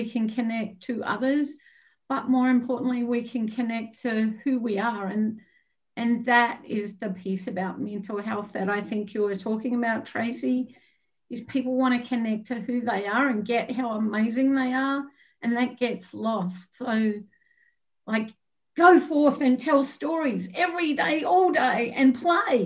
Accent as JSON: {"language": "English", "country": "Australia", "moved": "yes", "said": "I'm Australian"}